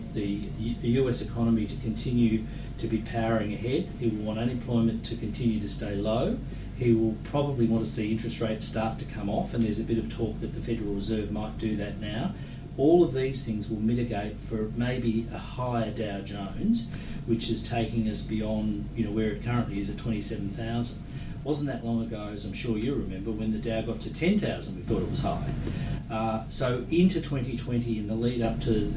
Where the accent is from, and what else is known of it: Australia